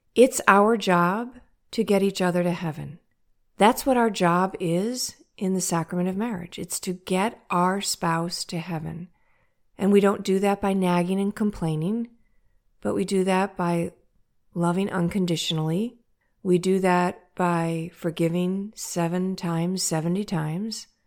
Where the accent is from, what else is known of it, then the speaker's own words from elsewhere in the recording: St. Louis, Missouri, United States; I'm from St. Louis, Missouri, in the United States